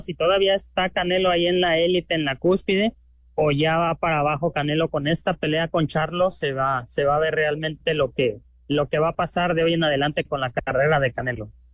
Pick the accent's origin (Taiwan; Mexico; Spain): Mexico; yo como mexicano